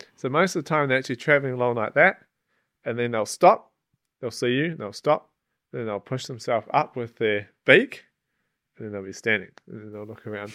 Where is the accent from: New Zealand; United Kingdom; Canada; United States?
New Zealand; Gorge River, West Coast; moved away as an adult; growing up in New Zealand